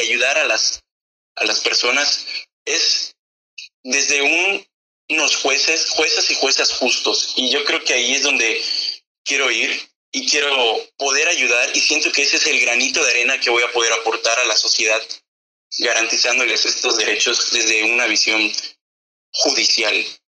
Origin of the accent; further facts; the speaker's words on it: Mexico; los jóvenes somos el futuro de México